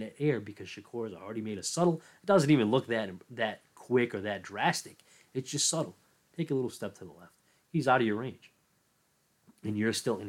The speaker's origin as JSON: {"language": "English", "country": "United States"}